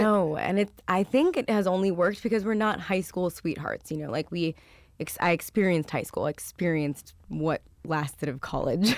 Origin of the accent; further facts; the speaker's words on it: Westlake Village, California, United States; he was my neighbor growing up in Westlake Village